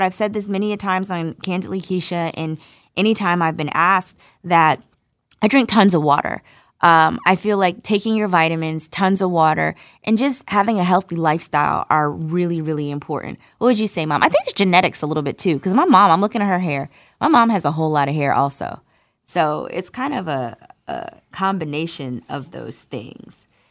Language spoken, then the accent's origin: English; Irvington, New Jersey, United States; moved away; New Jersey, baby, where mommy's from, from Irvington, to be specific. I grew up on Linden Avenue